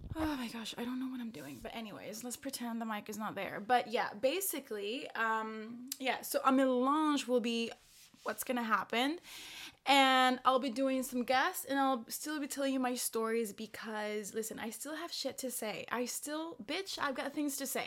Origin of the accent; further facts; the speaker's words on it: El Salvador; now in Paris, France; I am from El Salvador